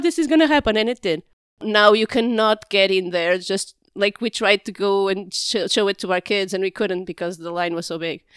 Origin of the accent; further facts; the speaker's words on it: Porto, Norte, Portugal; being born and raised in Porto when it wasn't as touristy as it is now